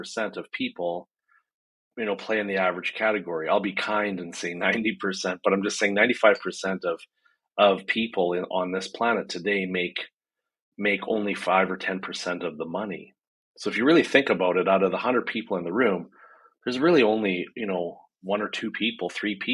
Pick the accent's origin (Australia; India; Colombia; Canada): Canada; I'm a Canadian business strategist